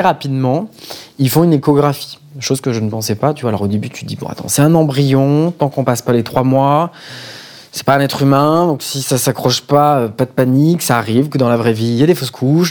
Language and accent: French; France; pour nous en tant que Français